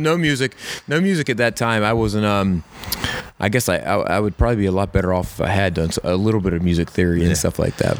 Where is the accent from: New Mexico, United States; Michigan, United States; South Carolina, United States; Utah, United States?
South Carolina, United States; Camden; I grew up in Camden, South Carolina.